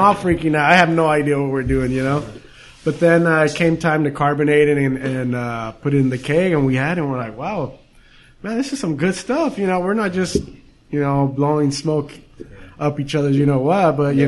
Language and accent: English; Downey, California, United States; now in Whittier, United States; So we grew up in Downey